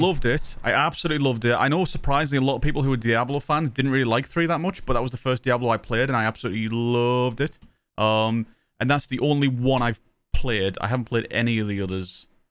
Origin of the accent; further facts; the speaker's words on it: Sunderland, North East England, United Kingdom; accent: Mackem; I'm from Sunderland, So I'm a Mac'em.